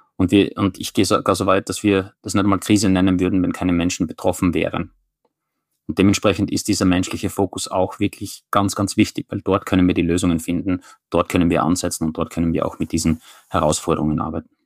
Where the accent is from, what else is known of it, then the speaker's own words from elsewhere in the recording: Styria, Austria; now in Oslo, Norway; ich identifiziere mich zuerst als jemand, der kommt aus der Steiermark